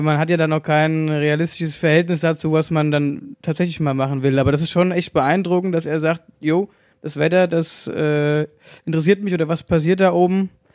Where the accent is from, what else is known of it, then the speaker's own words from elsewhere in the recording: Hesse, Germany; accent: Hessian; ich rede viel Hessisch